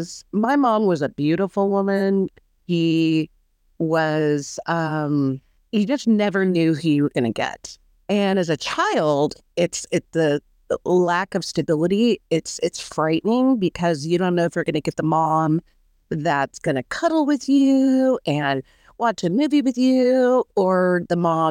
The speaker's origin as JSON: {"language": "English", "area": "Orange County", "region": "California", "country": "United States", "tie": "born or raised there", "moved": "yes", "lives_now": "Texas, United States"}